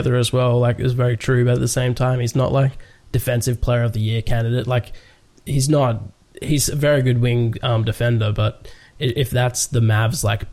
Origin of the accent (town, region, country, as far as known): Australia